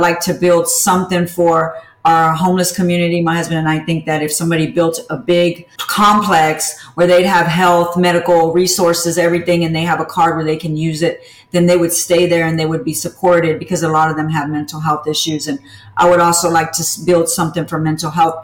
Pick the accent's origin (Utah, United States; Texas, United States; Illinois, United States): Texas, United States; Houston; I'm from Texas and everything comes in giant portions